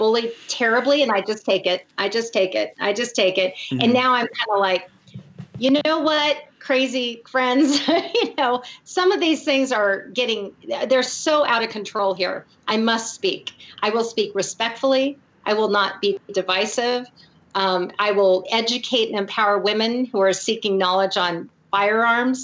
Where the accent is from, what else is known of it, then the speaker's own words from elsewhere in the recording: Portland, Oregon, United States; also born or lived in Fort Knox, Kentucky / Eugene, Oregon; I was born in Fort Knox, Kentucky. My father, I was adopted into a military family. My father was a full colonel in the Army, and then we moved out to Portland where my mother's family was. And I was raised in private Catholic schools in Portland